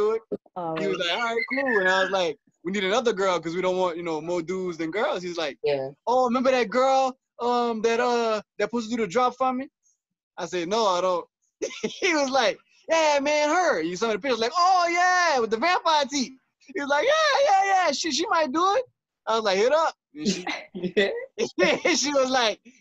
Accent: Louisiana, United States; moved away as an adult; now in Georgia, United States; I'm originally from Louisiana, but I relocated to Georgia 4 years ago

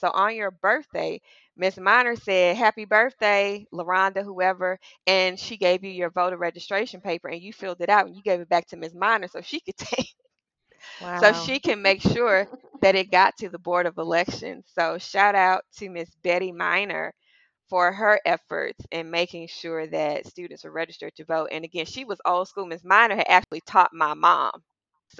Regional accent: Mississippi, United States; growing up in Mississippi and having family members that participated in marches

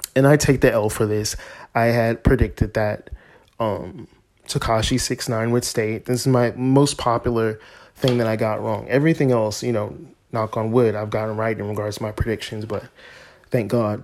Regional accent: United States; we as Americans, myself a, as an American

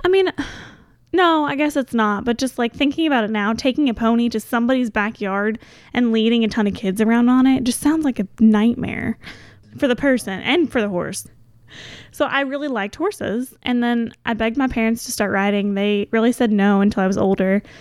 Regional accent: Goshen, Kentucky, United States; now in Louisville, United States; Goshen was a great place to grow up

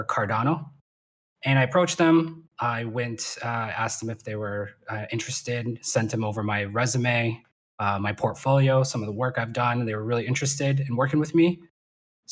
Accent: Canada; I'm from Canada

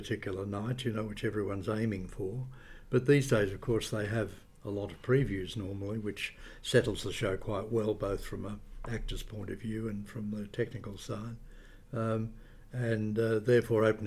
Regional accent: Camperdown, Victoria, Australia; moved away as an adult; also born or lived in Geelong, Victoria; now in Sydney, Australia; I was born in Camperdown in Western Victoria

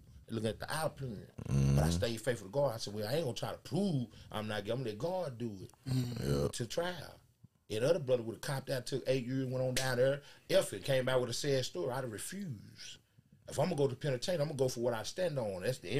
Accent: Dallas, Texas, United States; Where you from? I'm from Dallas.

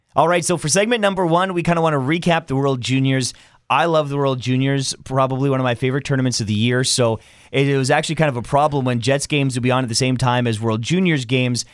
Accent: Canada; As a Canadian

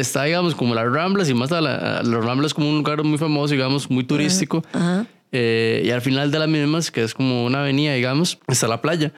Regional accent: Costa Rica; soy de Costa Rica

